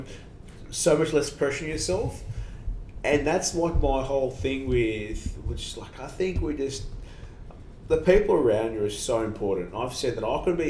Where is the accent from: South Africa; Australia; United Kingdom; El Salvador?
Australia; Sydney, New South Wales; we come from Australian Sydney especially